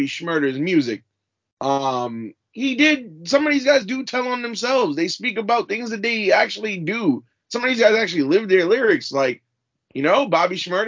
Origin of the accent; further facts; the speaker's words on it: Louisiana, United States; my home state of Louisiana